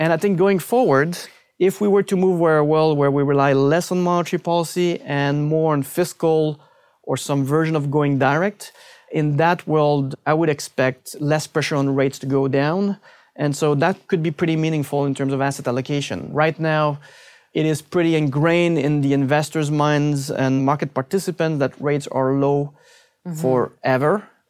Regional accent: Canada; It has to be the Canadian loonie.

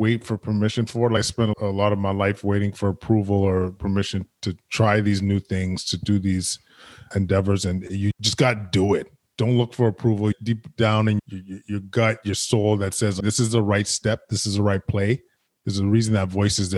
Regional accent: Edmonton, Alberta, Canada; now in Ottawa, Canada; I grew up in Edmonton, very loving household.

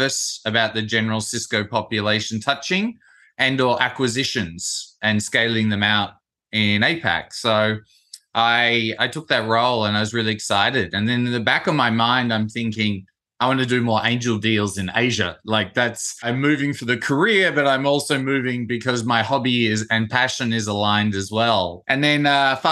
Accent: Perth, Western Australia, Australia; I grew up in Perth

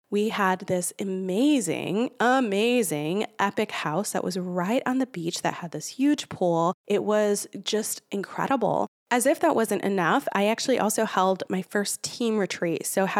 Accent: Chicago, Illinois, United States; born there; from the motherland where I'm from Puerto Rico, born in Chicago, but I'm Puerto Rican.

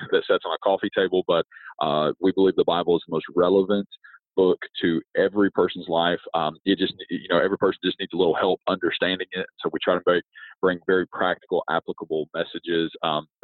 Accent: rural West Virginia, United States; I grew up in rural West Virginia, a very small town.

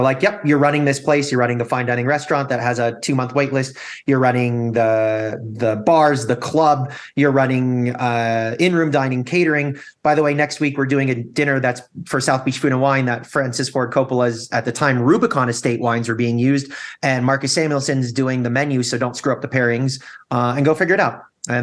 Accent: Toronto, Ontario, Canada; also born or lived in Chicago / Fort Worth / Anaheim; I had lived in Fort Worth, Texas, the People's Republic of Disney, otherwise known as Anaheim, California, Toronto, Canada, where I grew up and became a dual citizen

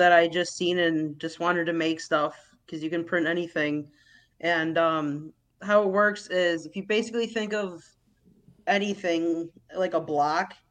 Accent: Lancaster, New York, United States; moved away as an adult; Grew up in Lancaster, and then a couple of years ago, I moved down

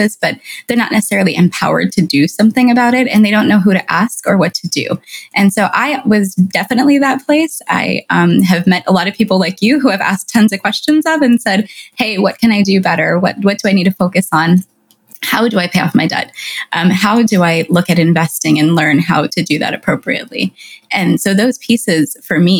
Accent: California, United States; I'm Latina and I'm of Mexican descent and I grew up in California

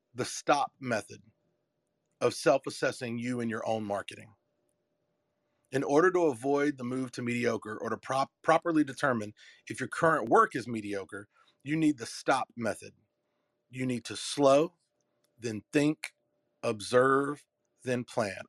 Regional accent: Durham, North Carolina, United States; I'm from Durham, North Carolina. It's my hometown. And I was I was born in the not so so good parts

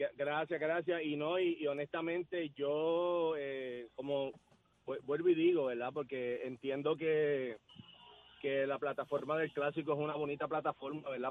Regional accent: Puerto Rico; yo soy de aquí, caballo, está en mi tierra

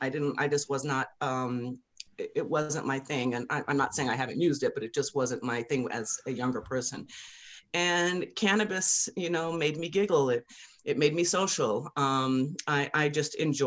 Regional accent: Colorado, United States; growing up in Colorado

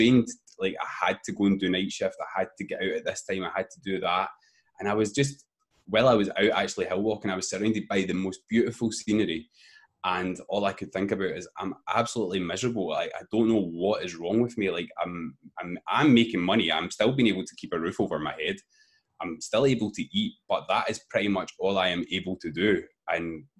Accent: Glasgow, Scotland, United Kingdom; I come from Scotland in the UK in a place called Glasgow

